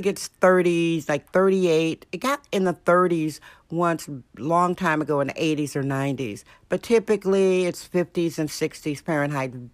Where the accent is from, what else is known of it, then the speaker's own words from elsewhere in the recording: Wisconsin, United States; now in San Francisco, United States; A Wisconsin girl coming out to San Francisco